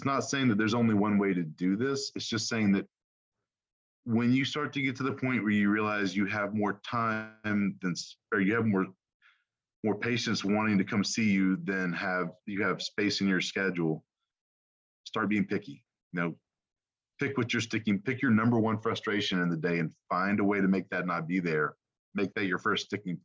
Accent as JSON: {"language": "English", "region": "the South", "country": "United States", "said": "I'm from the South."}